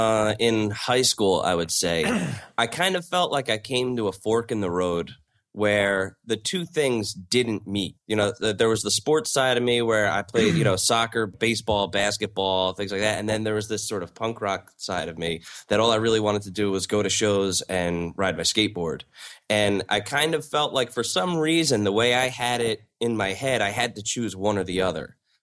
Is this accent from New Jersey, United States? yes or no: yes; South Amboy, New Jersey, United States; Born and raised in South Amboy, New Jersey, which is a small town just outside of Staten Island. It's about a mile square.